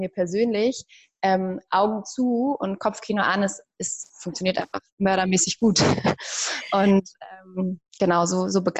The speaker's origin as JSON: {"language": "German", "region": "Hamburg", "country": "Germany", "moved": "yes", "said": "ich komme ursprünglich aus Hamburg"}